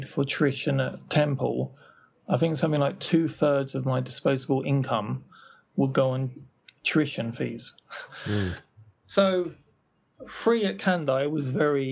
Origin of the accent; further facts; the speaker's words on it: United Kingdom; moved away as an adult; I was born in Britain, and I grew up there until I left when I was about 22.